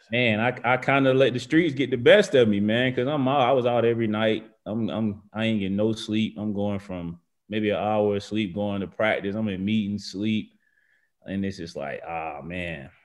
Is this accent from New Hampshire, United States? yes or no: no; Macon, Georgia, United States; moved away as an adult; also born or lived in Virginia / Alabama; I'm, I'm from Georgia.